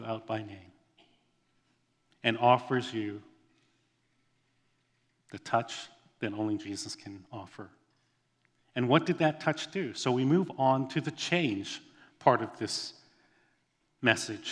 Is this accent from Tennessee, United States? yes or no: no; Hawaii, United States; I grew up in Hawaii. That's my home.